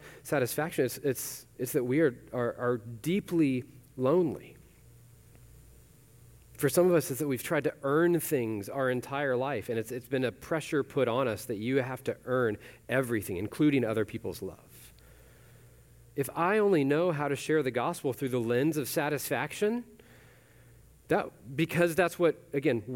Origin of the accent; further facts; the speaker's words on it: Weatherford, Texas, United States; I grew up in Weatherford, so other side of the Metroplex